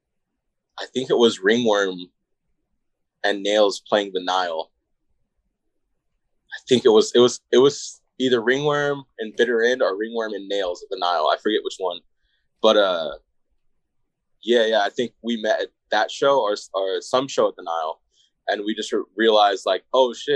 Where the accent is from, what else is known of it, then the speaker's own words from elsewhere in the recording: Coachella Valley, Southern California, United States; moved away as an adult; now in Phoenix, United States; me and Jamie, like we're both from Palm Springs, Indio, like the Coachella Valley, Southern California